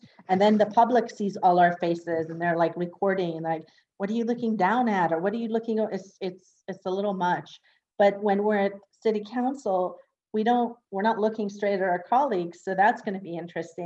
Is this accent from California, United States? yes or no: yes; Northern California, United States; moved away as an adult; also born or lived in Iran / Los Angeles; now in West Hollywood, United States; I was born in Iran, and my family and I fled Iran after the revolution and war when I was five. And I was undocumented till I was 16. And we moved to Northern California. So I grew up in Northern California